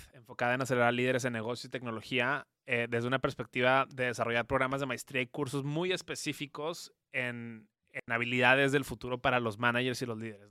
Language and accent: Spanish; Mexico; yo soy mexicano